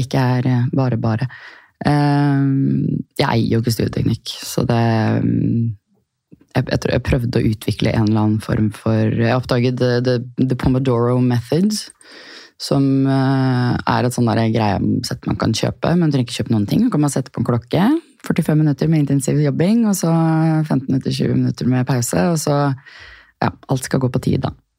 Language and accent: Norwegian; Asker, Akershus, Norway; also born or lived in Chile; lille, trygge Asker, eh, der jeg kommer fra mm. Eh, sønnen min er nå tredje generasjon på den barneskolen som han går på